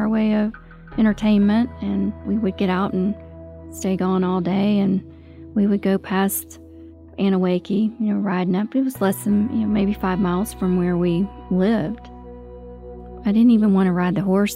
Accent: Douglasville, Georgia, United States; also born or lived in Tennessee; I grew up in Douglasville, moved to Douglasville when I was approximately 6 years old with my parents from Tennessee, and grew up there my whole life

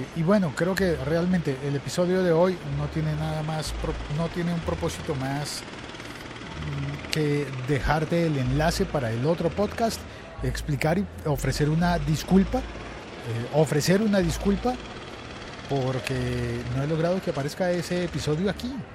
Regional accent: Colombia; el periódico El Espectador, que es el segundo periódico más importante en mi país

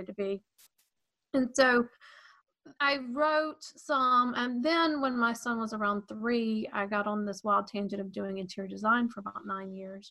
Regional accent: Atlanta, Georgia, United States; my parents are from Maryland, but I was raised in the Atlanta area. So technically I'm a Southerner with Northern parents

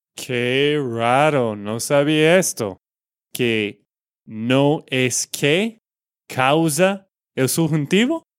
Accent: Texas, United States; de Texas, Estados Unidos

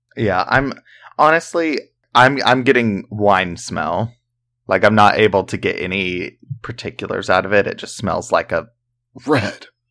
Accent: the South, United States; we're from the South

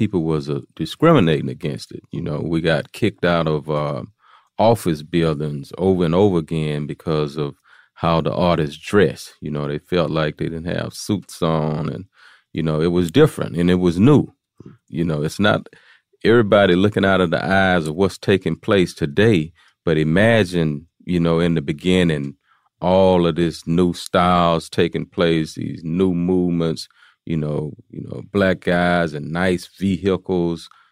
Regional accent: Houston, Texas, United States; I'm from Fifth Ward. I'm from, uh, Fifth Ward is a, is a place in Houston, Texas

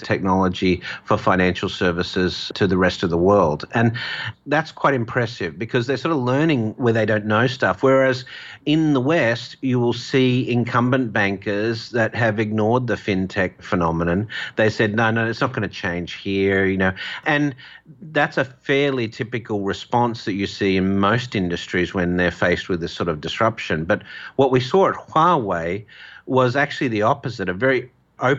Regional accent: Australia; in my home country, Australia

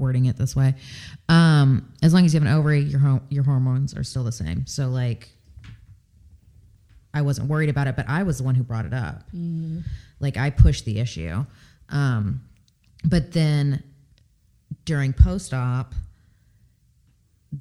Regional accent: California, United States; moved away; also born or lived in the Deep South; I'm originally from California.

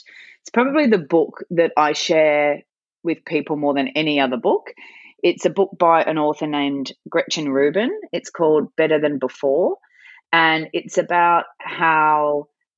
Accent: Sydney, New South Wales, Australia; also born or lived in Calgary, Canada / Newcastle, Australia; I am Sydney born and bred

